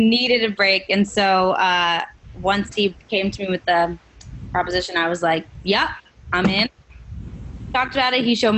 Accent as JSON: {"language": "English", "region": "New York", "country": "United States", "tie": "born or raised there", "said": "I was born and raised in New York. I was born in Brooklyn, raised there, and then in Queens"}